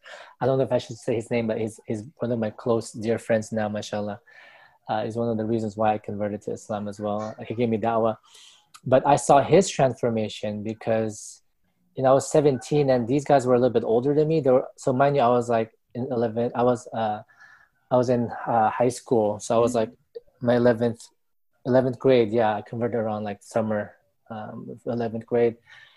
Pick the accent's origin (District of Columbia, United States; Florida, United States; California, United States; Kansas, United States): California, United States; National City; So basically, I grew up in San Diego, California, which is SoCal, right? We're like 20, 30 minutes from Mexico border, right? Tijuana. So I grew up in that. I grew up in National City.